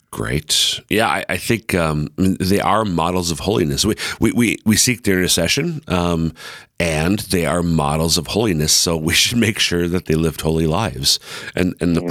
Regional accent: Minnesota, United States; now in Sioux Falls, United States; I'm from Minnesota

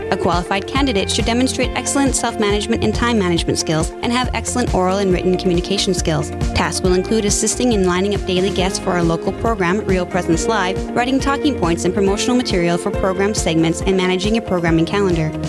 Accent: Adrian, Minnesota, United States; I'm a junior at Mount Marty College, and I'm originally from Adrian, Minnesota.

